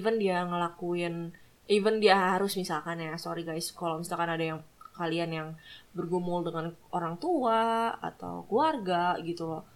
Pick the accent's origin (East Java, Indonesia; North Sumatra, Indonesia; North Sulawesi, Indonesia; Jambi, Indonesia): North Sulawesi, Indonesia; Manado; gue dari Manado